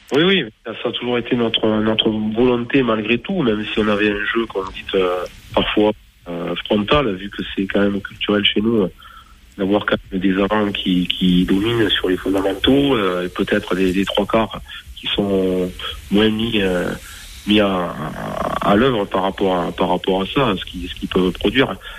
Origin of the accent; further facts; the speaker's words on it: Bergerac, Nouvelle-Aquitaine, France; moved away as an adult; also born or lived in Castres; je suis revenu, moi, dans ma région natale, donc à Bergerac